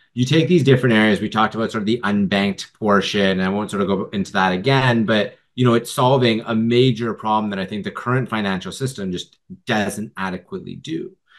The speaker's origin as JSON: {"language": "English", "town": "Vancouver", "region": "British Columbia", "country": "Canada", "tie": "born or raised there", "said": "I grew up actually in Vancouver"}